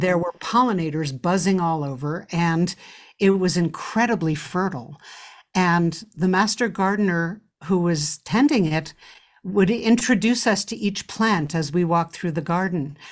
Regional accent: New York City, New York, United States; as a child growing up in New York City

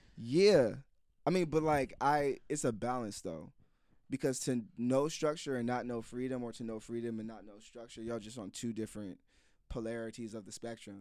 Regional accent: Silver Spring, Maryland, United States; I'm from the Silver Spring, Maryland, D N V area

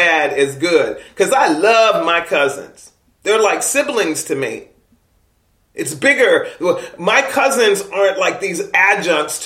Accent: East Coast, United States; accent: East Coast; moved away as an adult; now in California, United States; I'm from the East Coast, not just by my accent, but by my behavior and the way that I kind of analyze things, because that's where I was nurtured and born

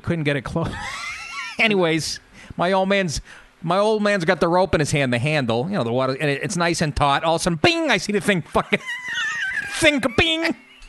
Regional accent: Massachusetts, United States; born or raised there; moved away; also born or lived in Astoria, New York

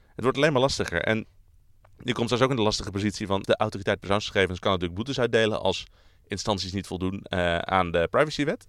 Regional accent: Netherlands; we zijn Nederlanders

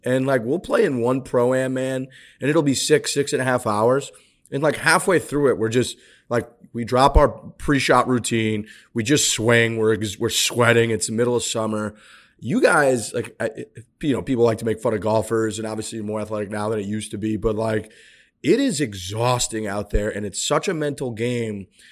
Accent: St. Louis, Missouri, United States; I'm from Saint Louis

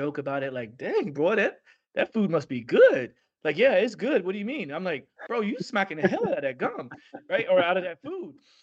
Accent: United States; I'm from the Midwest, from the South

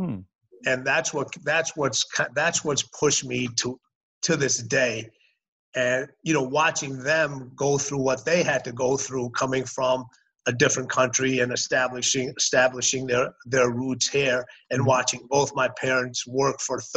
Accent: Chicago, Illinois, United States; moved away; also born or lived in Los Angeles / Houston / Washington DC / Birmingham; I grew up in Chicago. I went to elementary school, high school, mm-hmm. played college basketball in Chicago

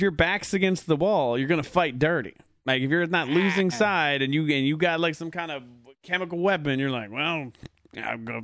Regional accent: United Kingdom; I'm also British.

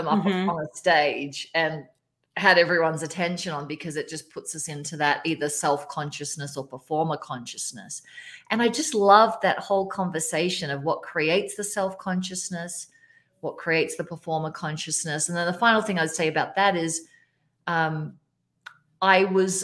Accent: Australia; now in Colorado, United States; I'm Australian. I live in Colorado now

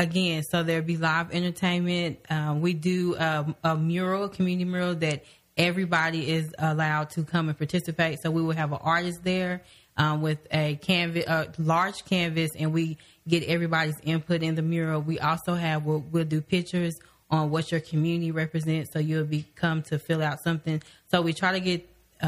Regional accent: Midwest City, Oklahoma, United States; I grew up in the Spencer, Midwest City area

